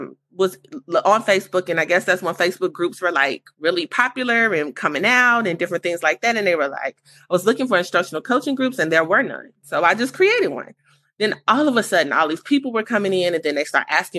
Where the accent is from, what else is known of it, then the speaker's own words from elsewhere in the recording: Gary, Indiana, United States; moved away as an adult; now in Indianapolis, United States; So I'm actually from Gary, Indiana, and I relocated to Indianapolis about 11 years ago.